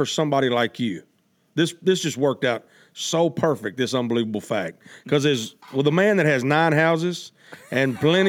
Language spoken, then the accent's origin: English; Arkansas, United States; also born or lived in Memphis, Tennessee; I was born in Memphis, and I was raised in Arkansas